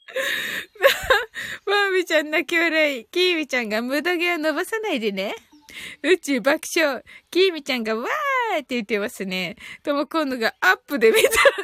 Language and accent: Japanese; Kyushu, Japan; 発音がね、九州人なんでね